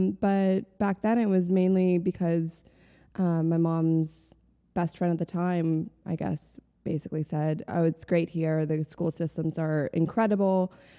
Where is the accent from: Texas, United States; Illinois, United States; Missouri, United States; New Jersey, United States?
Illinois, United States; Chicago; also born or lived in New Haven, Connecticut; I am from Chicago. Mm-hmm. Just outside of Chicago, to be specific. Grew up out there. I was actually born on the East Coast, though. So I was born in New Haven, Connecticut.